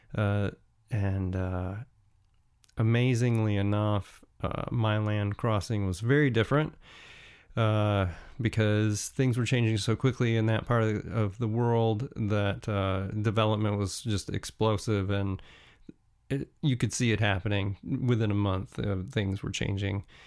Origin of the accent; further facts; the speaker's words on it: United States; as an American